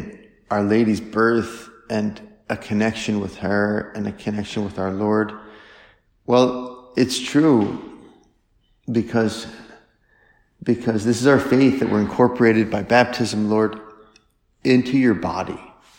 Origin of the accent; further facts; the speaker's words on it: French Lick, Indiana, United States; this is awesome that Larry Bird is from French Lick, and I'm from French Lick, and people are proud